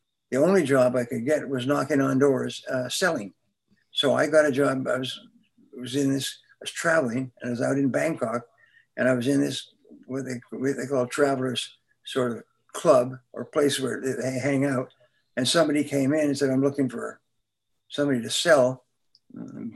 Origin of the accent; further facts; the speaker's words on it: Vancouver, British Columbia, Canada; moved away as an adult; I grew up in Vancouver, British Columbia